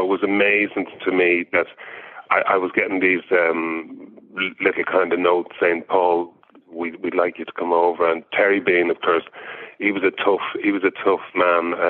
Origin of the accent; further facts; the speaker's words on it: Monkstown, Leinster, Ireland; moved away as an adult; also born or lived in London / Dalkey / Dublin; in Glen Silver, where I grew up in Monkstown.